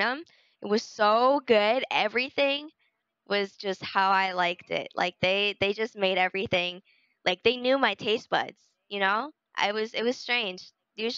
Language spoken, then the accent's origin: English; United States; as an American